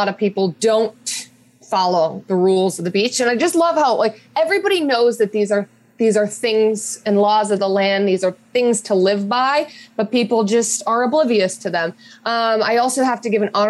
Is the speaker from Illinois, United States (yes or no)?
yes; Chicago, Illinois, United States; I grew up in Chicago